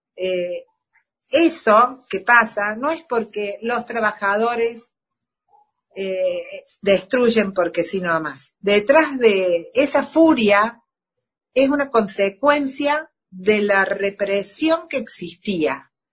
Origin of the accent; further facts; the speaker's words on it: Argentina; como ciudadanos de la patria, de todos como argentinos